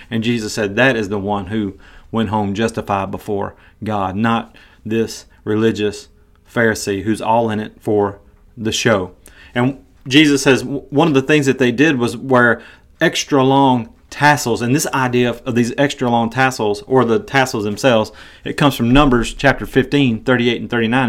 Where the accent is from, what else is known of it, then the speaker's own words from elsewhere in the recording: Tennessee, United States; moved away as an adult; also born or lived in Iowa; I'm from Tennessee, and I'm a huge Tennessee Volunteers fan.